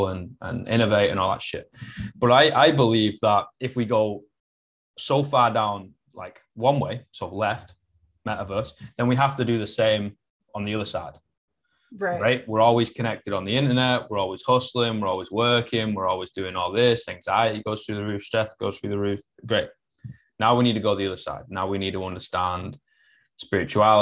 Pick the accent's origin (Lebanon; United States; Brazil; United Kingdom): United Kingdom; Manchester, North West England; first language English; I'm from Manchester